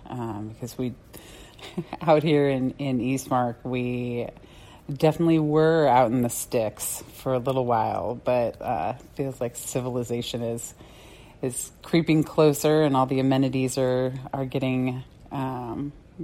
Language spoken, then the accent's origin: English; Tucson, Arizona, United States; now in Mesa, United States; I grew up in Tucson.